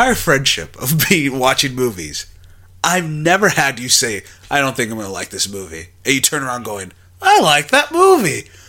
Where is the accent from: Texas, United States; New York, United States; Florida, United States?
Texas, United States; I'm from Texas.